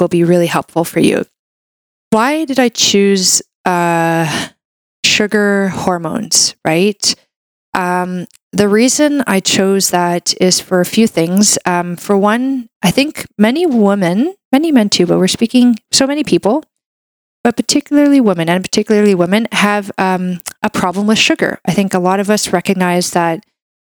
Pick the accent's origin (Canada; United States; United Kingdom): Canada; I'm a Canadian medical doctor